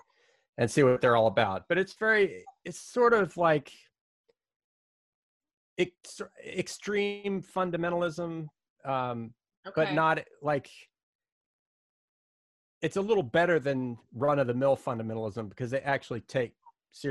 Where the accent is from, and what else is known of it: Winston-Salem, North Carolina, United States; born or raised there; moved away